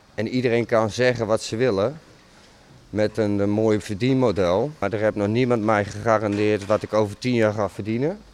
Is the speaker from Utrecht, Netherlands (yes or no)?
yes; Werkhoven, Utrecht, Netherlands; Ik ben geboren in Werkhoven